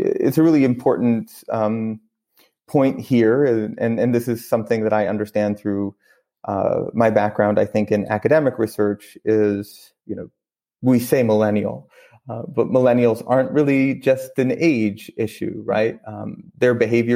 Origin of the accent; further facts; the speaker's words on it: Maine, United States; moved away as an adult; also born or lived in Brooklyn, New York / Ithaca, New York / Ethiopia; I grew up in Maine